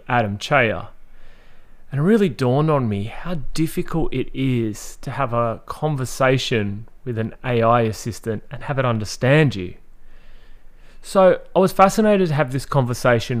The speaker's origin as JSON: {"language": "English", "country": "Australia", "said": "as a frustrated Australian, every time I say the word like data or data, in Australia we say data"}